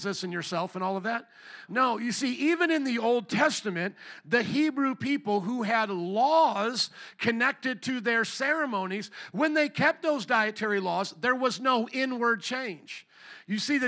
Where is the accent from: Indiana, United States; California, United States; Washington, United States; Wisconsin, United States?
Indiana, United States; Fort Wayne; I grew up around the Amish in Fort Wayne, Indiana, literally just a bike ride from my neighborhood